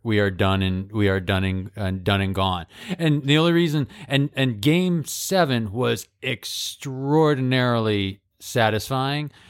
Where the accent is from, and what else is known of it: Holyoke, Massachusetts, United States; born or raised there